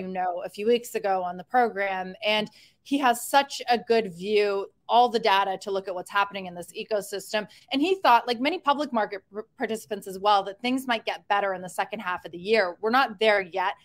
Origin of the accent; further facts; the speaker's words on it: Canada; a fellow Canadian